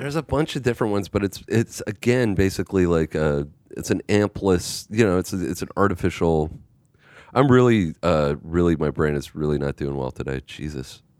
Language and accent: English; Canada; I'm Canadian.